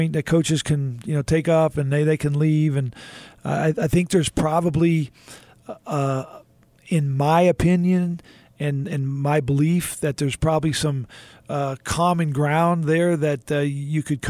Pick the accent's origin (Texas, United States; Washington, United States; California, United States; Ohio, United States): Texas, United States; Houston; I was a kid growing up in Houston